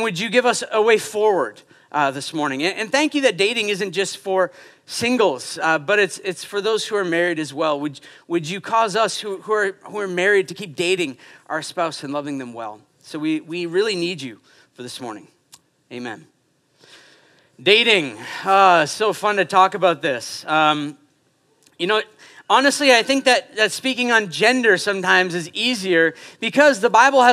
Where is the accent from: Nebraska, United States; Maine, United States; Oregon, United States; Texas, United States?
Maine, United States; Portland; moved away as an adult; now in Quebec, Canada; I am from Portland, Maine. I'm now Canadian, so I can say I'm a Canadian and a Quebecer